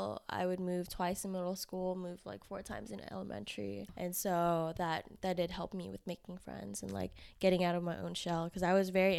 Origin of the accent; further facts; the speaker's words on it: Houston, Texas, United States; also born or lived in Vietnam; now in Austin, United States; I grew up in Houston, but I was born in Vietnam. Okay. So I came over here when I was two